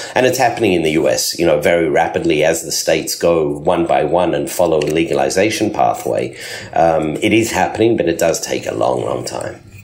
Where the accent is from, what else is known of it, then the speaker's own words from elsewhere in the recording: Australia; moved away as an adult; also born or lived in South Africa / Sydney, Australia; now in Beit Shemesh, Israel; So I was born in South Africa. I grew up in Australia